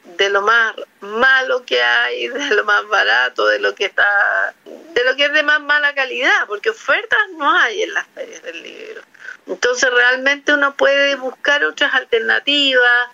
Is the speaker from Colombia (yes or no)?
no; Talca, Maule, Chile; also born or lived in Santiago / Providencia; now in Ñuñoa, Chile; Yo soy talquina, de corazón amo Talca. Eh, nací, me malcrié en Talca, después llegué a Santiago